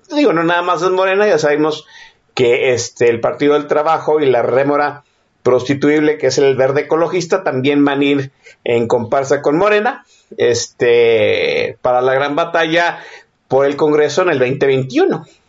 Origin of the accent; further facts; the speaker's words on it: Mexico; casi 50 años que, que tengo aquí viviendo en este país, siendo mexicano